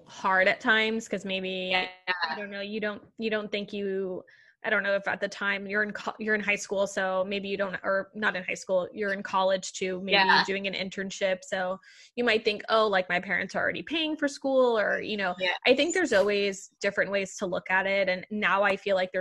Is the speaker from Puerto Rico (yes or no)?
yes; Puerto Rico; now in New York City, United States; growing up in Puerto Rico